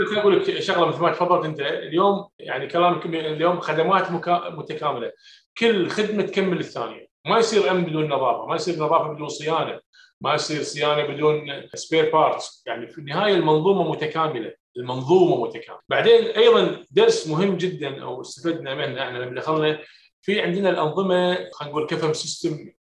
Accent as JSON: {"language": "Arabic", "country": "Kuwait", "said": "هنا عندنا في الكويت"}